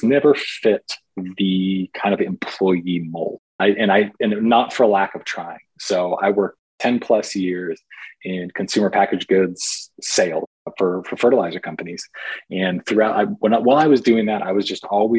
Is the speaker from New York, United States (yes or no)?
no; Portland, Oregon, United States; I was born and raised in Portland, Oregon